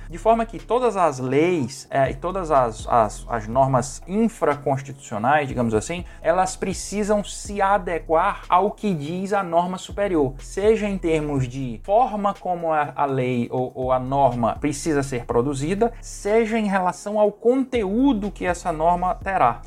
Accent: Fortaleza, Ceará, Brazil; Eu sou, sou nascido e, e criado aqui em Fortaleza

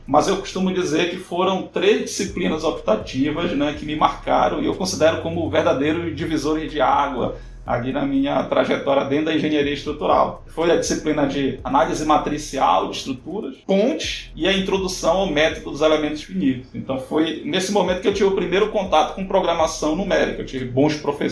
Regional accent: São Miguel do Guamá, Pará, Brazil; eu sou natural de São Miguel do Guamá, né, no estado do Pará, uma cidade no interior do estado do Pará.

